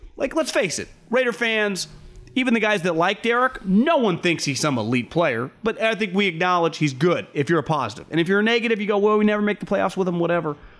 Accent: California, United States

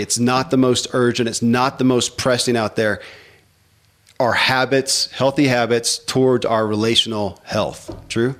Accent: the Bible Belt, United States; I grew up in the Bible Belt and Christianity

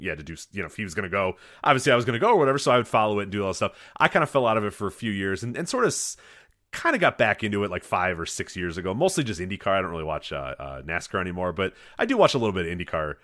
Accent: Midwest, United States; I grew up in the Midwest

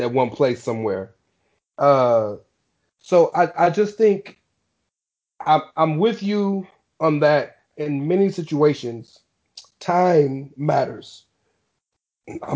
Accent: United States; I'm American.

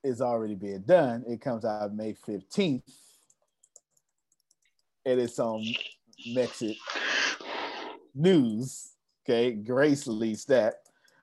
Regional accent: Texas, United States; I'm from Texas. We went to public school down here

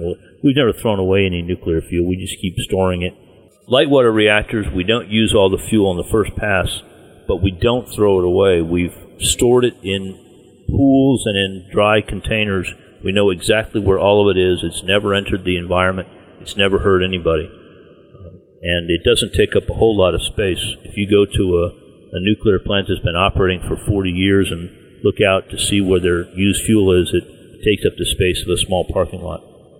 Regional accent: Virginia, United States; But my home state of Virginia has a moratorium on mining uranium.

